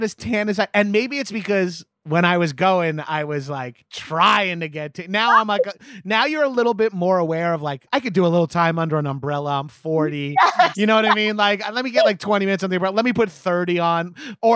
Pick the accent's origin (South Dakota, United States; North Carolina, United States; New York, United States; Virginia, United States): New York, United States; Long Island; moved away; I grew up on Long Island